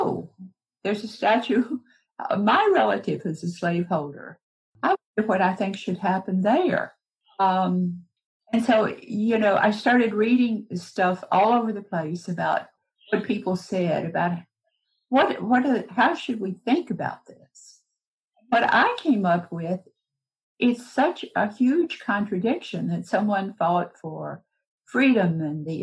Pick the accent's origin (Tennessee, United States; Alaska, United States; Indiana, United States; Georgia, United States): Tennessee, United States; Middle; moved away; also born or lived in New York City, United States / Berkeley, California, United States; I'm originally from Tennessee, Middle Tennessee